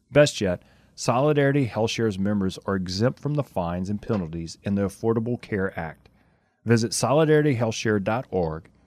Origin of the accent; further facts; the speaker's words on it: Lafayette, Louisiana, United States; I'm from Lafayette, so, Louisiana.